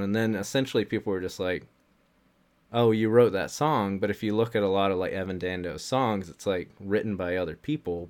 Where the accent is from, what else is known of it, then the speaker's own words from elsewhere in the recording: the South, United States; growing up in the South